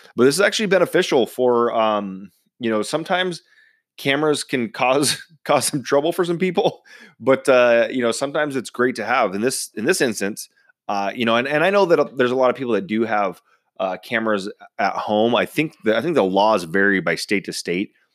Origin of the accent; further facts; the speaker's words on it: United States; I was born and raised in Washington